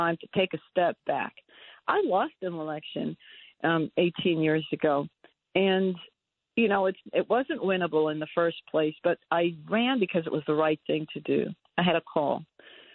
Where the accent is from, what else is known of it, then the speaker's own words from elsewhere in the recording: New York, United States; I was raised in New York